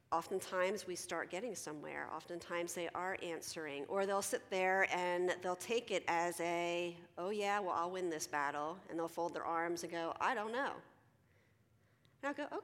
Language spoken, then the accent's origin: English; Philadelphia, Pennsylvania, United States; I'm from Philly